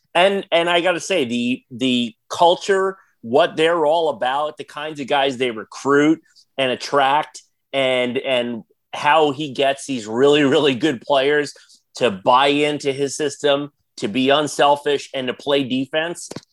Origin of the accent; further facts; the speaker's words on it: New York, United States; I grew up in New York as a as a Bulls fan